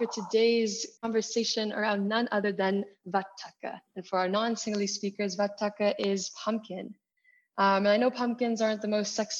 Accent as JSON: {"language": "English", "country": "United States", "tie": "born or raised there", "said": "I grew up in the United States, and Halloween is a huge holiday"}